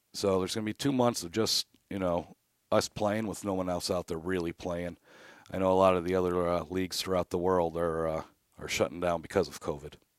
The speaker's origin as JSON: {"language": "English", "town": "Mentor", "region": "Ohio", "country": "United States", "tie": "born or raised there", "said": "I grew up playing hockey in the Menor Youth System"}